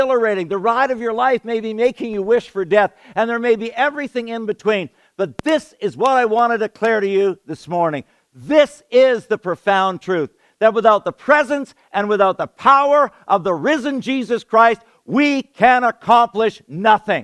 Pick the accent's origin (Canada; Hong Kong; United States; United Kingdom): Canada; I'm a Canadian kid, a city boy